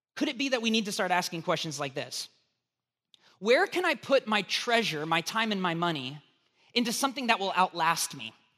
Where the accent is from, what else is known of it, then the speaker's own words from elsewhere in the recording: United States; being an American